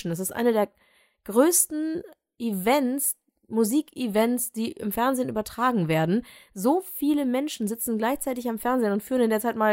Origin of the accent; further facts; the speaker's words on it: Düsseldorf, North Rhine-Westphalia, Germany; ist es dann auch noch meine Heimatstadt